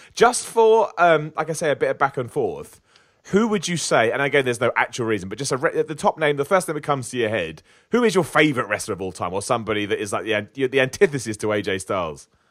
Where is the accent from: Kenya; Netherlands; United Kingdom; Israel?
United Kingdom; I'm British